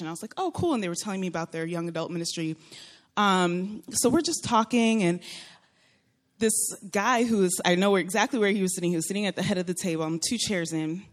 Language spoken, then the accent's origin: English; Florida, United States; moved away as an adult; also born or lived in Texas; now in California, United States; I am originally from Florida.